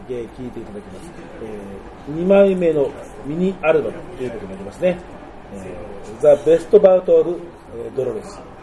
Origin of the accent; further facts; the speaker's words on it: Tokyo, Japan; also born or lived in Shizuoka; 僕その生まれは東京なんですけど親が2人とも静岡で